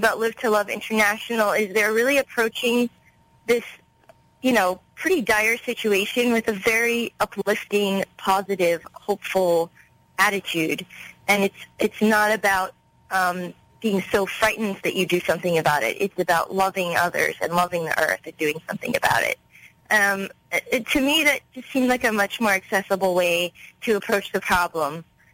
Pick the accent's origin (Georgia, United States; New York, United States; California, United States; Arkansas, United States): California, United States; Los Angeles; I was born and raised in Los Angeles